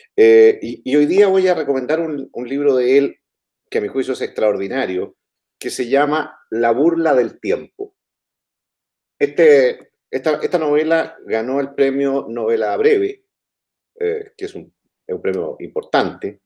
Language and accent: Spanish; Chile; cómo somos los chilenos